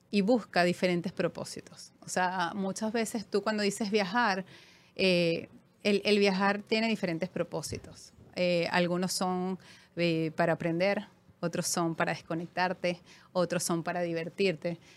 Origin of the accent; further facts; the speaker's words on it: Caracas, Capital District, Venezuela; also born or lived in Panama; eh, sí, soy venezolana, he vivido por supuesto en Venezuela, caraqueñísima, de, de corazón. Eh, Viví en Panamá en una época de mi vida.